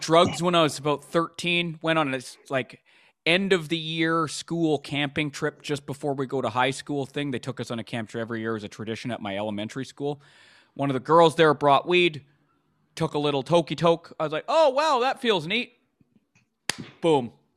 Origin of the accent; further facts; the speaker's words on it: Vancouver, British Columbia, Canada; I grew up in Vancouver, B C, Canada